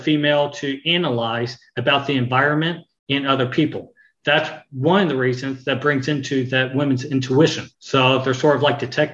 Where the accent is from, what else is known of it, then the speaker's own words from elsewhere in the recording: Bedford, Texas, United States; I grew up in Texas, in Bedford, Texas